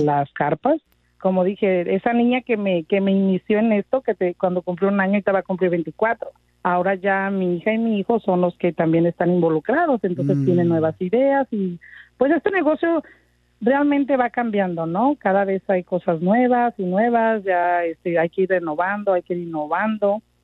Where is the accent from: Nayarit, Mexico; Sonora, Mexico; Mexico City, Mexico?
Nayarit, Mexico; Tepic; now in Los Angeles, United States; yo soy originaria de Tepic Nayarit y pues llegué, ahora sí que como muchísimos de nosotros, indocumentada.